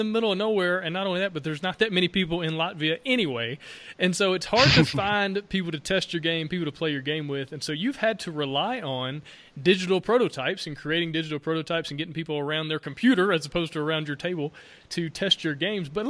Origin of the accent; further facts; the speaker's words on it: Alabama, United States; Being from Alabama